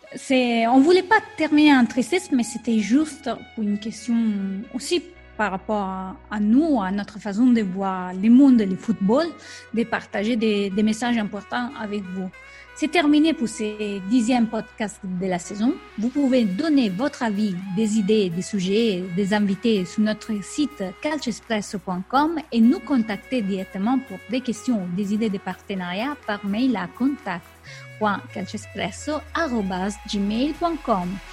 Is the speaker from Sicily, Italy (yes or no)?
no; Rome, Lazio, Italy; French is a second language; moved away; c'est ma ville natale